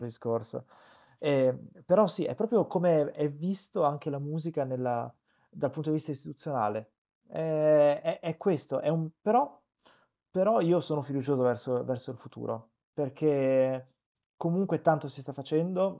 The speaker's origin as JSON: {"language": "Italian", "town": "Benevento", "region": "Campania", "country": "Italy", "tie": "born or raised there", "said": "io sono cresciuto a Benevento che è una cittadina di provincia"}